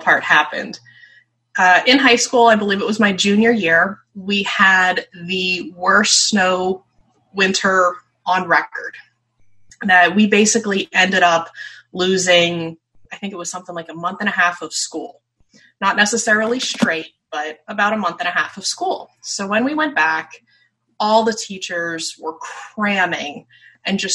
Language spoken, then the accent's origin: English; north of Philadelphia, eastern Pennsylvania, United States; I grew up in eastern Pennsylvania, north of Philadelphia